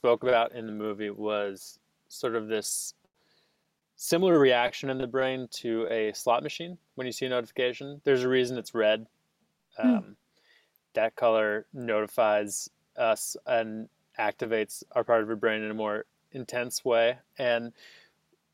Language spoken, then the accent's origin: English; New York, United States; I am from New York